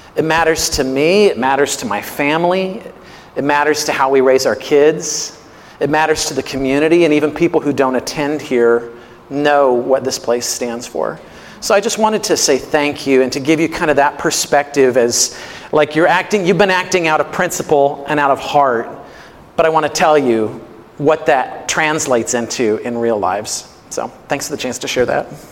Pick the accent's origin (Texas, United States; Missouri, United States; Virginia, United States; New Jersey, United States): Missouri, United States; I grew up in Missouri